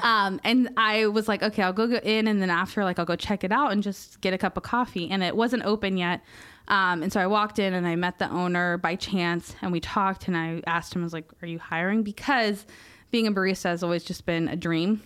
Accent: Merritt Island, Florida, United States; moved away as an adult; Meriden Island's my hometown, um, and it was a really hard story, and I left at eighteen

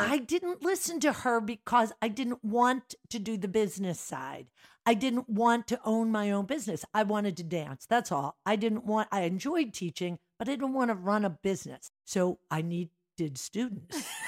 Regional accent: Drexel Hill, Pennsylvania, United States; also born or lived in Philadelphia; I grew up in Drexel Hill, St. Dorothy's Parish

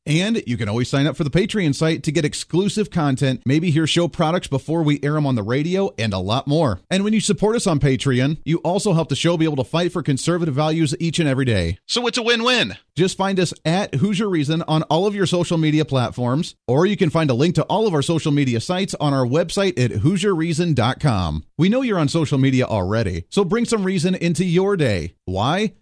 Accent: United States; also born or lived in Colorado / Ohio; now in Wichita, United States; I grew up in Colorado and Ohio

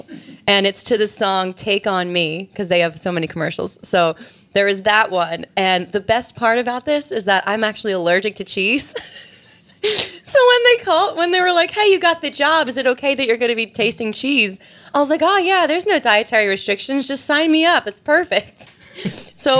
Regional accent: Bucks County, Pennsylvania, United States; I'm from Bucks County, Pennsylvania. I lived there my entire life

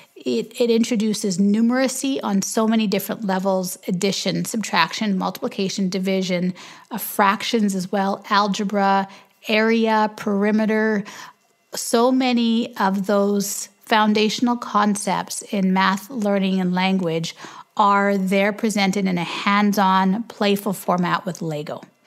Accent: Canada; we're Canadian

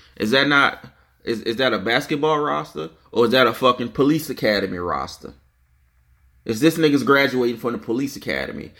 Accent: New Orleans, Louisiana, United States; I'm from New Orleans, born and raised

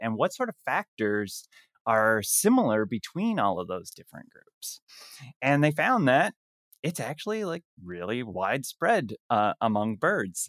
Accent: Canada; I'm Canadian

